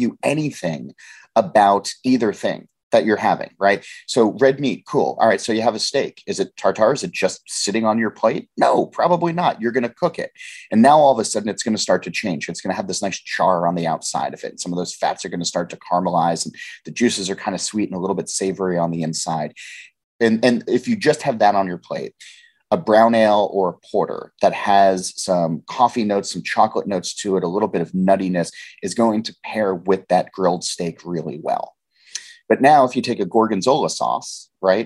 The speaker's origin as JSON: {"language": "English", "region": "New Jersey", "country": "United States", "said": "I'm from Jersey"}